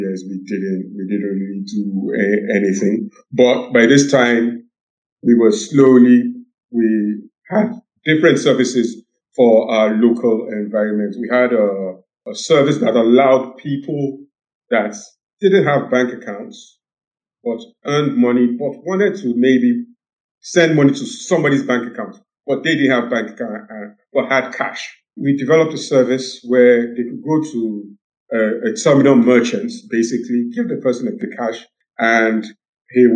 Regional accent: Nigeria; also born or lived in United Kingdom; I grew up in the West and in Nigeria. And my formative years were in the UK. Then my teenage years were in Nigeria.

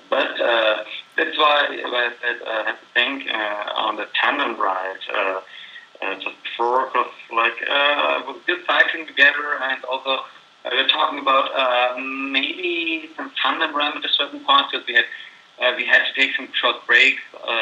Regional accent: Graz, Styria, Austria; 50 kilometers from my hometown, Graz

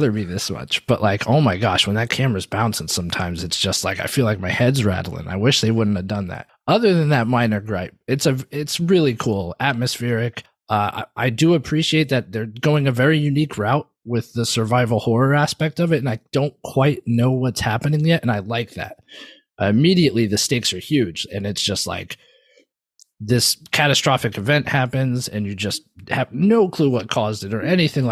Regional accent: West Coast, United States; moved away; I am from the West Coast originally

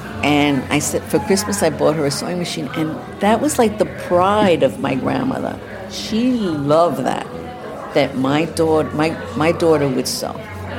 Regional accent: New York City, New York, United States; also born or lived in Central Harlem; I grew up mostly in Queens, but first I lived in Central Harlem. I lived in Upper West Side. Well, it's Central Harlem. It was above 125th Street.

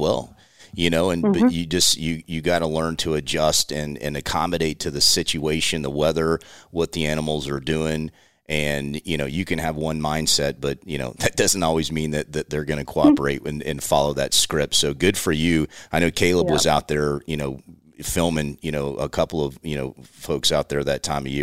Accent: Florida, United States; Billy and I grew up in Florida

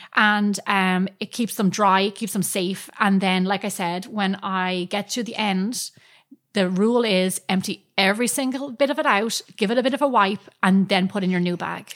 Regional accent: Ireland; moved away; growing up in Ireland

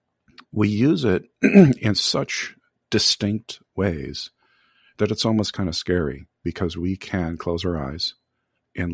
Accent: Michigan, United States; I grew up in Michigan

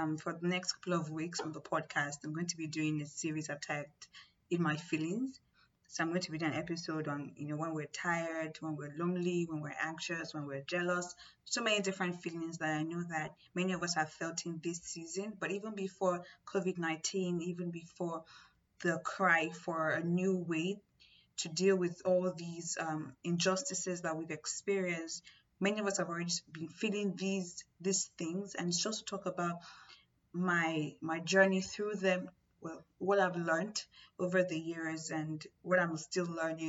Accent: Nigeria; I'm from Nigeria

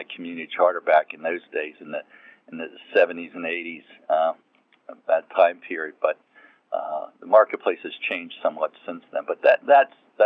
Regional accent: Philadelphia, Pennsylvania, United States; also born or lived in North Carolina; I grew up in the Philadelphia area. So I came back up here to where I really grew up

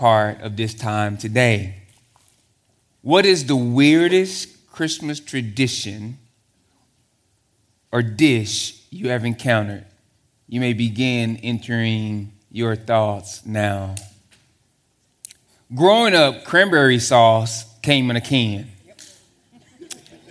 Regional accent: Texas, United States; I'm from Texas

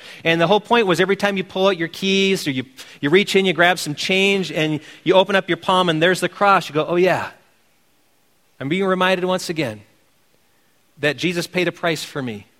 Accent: Wisconsin, United States; my home state team being the Green Bay Chopping Blocks

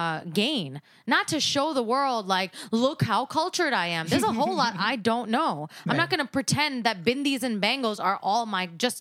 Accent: United States; we are born and raised in America.

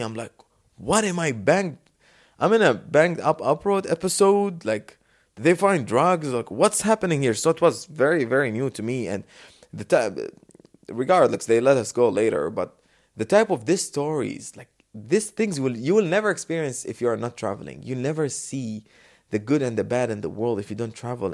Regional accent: Dubai, United Arab Emirates; But I'm from Dubai, the safest city on the world, the best city

